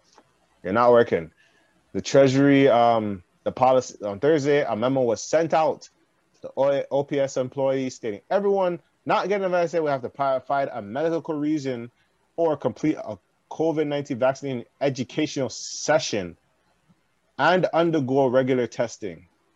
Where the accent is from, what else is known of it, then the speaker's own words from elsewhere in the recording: Canada; It's like, I'm from Canada!